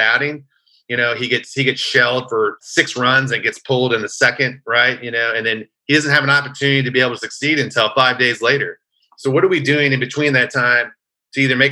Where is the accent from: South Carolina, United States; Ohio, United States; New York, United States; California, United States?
California, United States; I'm from California